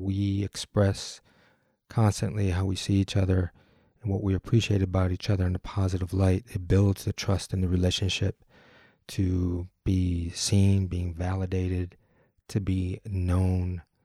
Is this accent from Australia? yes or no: no; Detroit, Michigan, United States; I'm from Detroit